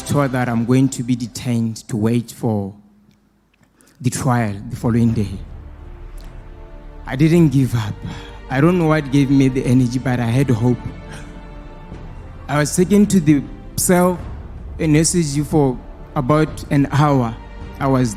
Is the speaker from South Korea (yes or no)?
no; Botswana; from Botswana